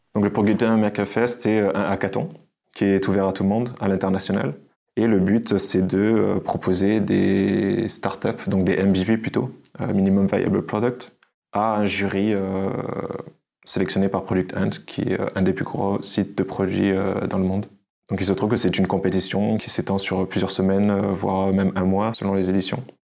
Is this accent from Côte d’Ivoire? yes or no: no; France; moved away as an adult; now in Budapest, Hungary; Je suis un Français d'origine